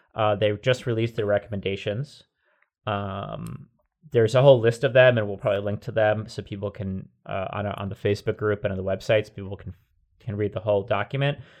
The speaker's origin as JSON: {"language": "English", "region": "New Jersey", "country": "United States", "tie": "born or raised there", "moved": "yes", "said": "I grew up in Jersey primarily before moving to, to this part, uh, of the U S"}